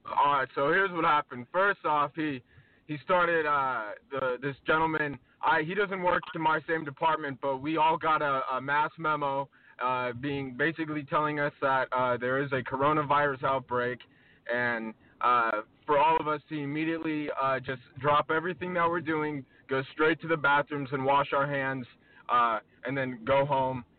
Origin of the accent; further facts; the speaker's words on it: New York, United States; I'm from New York